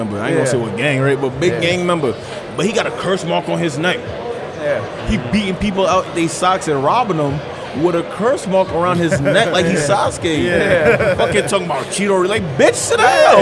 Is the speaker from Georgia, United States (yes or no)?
no; New York City, New York, United States; I'm from Queens